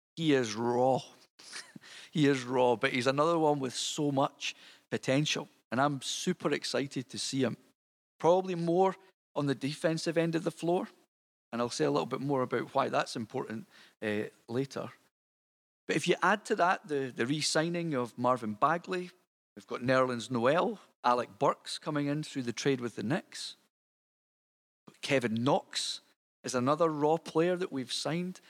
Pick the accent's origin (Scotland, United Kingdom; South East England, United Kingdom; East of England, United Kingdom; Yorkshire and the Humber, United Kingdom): Scotland, United Kingdom; you'll tell from my accent that I'm not from Detroit. Um, I am actually Scottish. Um, so here I am over in Scotland